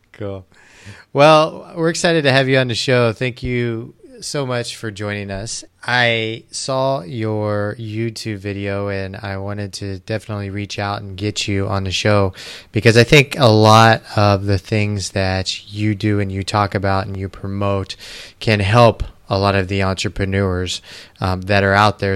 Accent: United States; moved away; also born or lived in Arizona / Costa Rica; I grew up actually outside of Kansas City and moved to Arizona

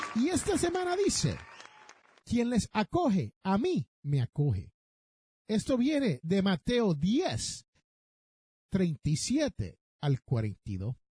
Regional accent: Puerto Rico; yo me crié en Puerto Rico

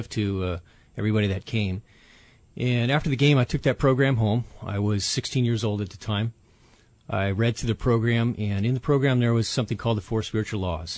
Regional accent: Huntington Beach, California, United States; I grew up in Orange County, California, Southern California, Huntington Beach area

